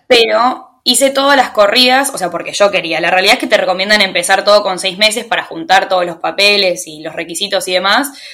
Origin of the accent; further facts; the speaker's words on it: Tigre, Buenos Aires Province, Argentina; moved away as an adult; soy argentina, soy de Tigre, de Buenos Aires